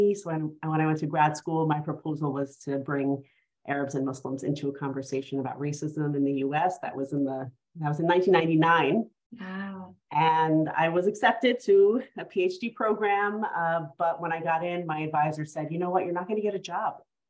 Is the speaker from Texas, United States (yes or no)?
no; New York City, New York, United States; Yes, so I was born and raised in New York City. And my dad was an Iraqi Muslim immigrant. He came to the US in the 1960s. And my mom was a Cuban Catholic immigrant who came from Cuba